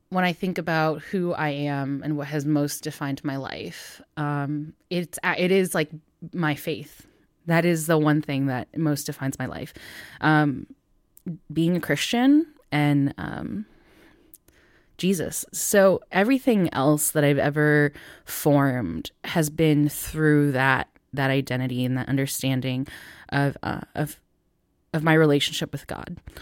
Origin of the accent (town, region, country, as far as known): Northville, Michigan, United States; born or raised there